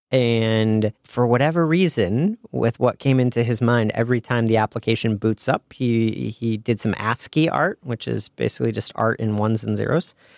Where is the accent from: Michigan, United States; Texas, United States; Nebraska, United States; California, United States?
Michigan, United States; Ann Arbor; moved away as an adult; also born or lived in Indiana / Chicago; I was a Midwest guy. I grew up in Ann Arbor, Michigan